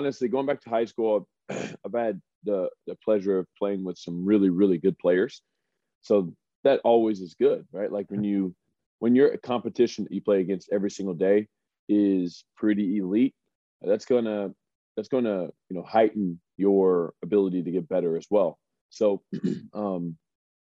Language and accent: English; Springfield, Missouri, United States; moved away as an adult; also born or lived in Omaha, Nebraska; I am from Springfield, Missouri, smaller town, not super small, about 180,000 people.